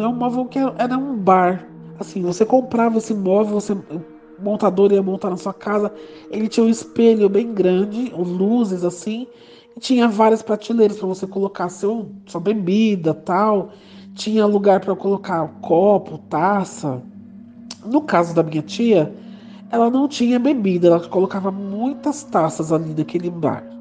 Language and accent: Portuguese; São Paulo, Brazil; eu sou de São Paulo